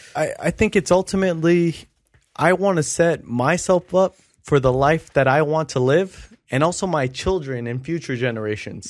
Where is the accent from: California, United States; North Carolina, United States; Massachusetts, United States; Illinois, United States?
California, United States; Long Beach; we grew up in North Long Beach. I grew up right in front of Jordan High School.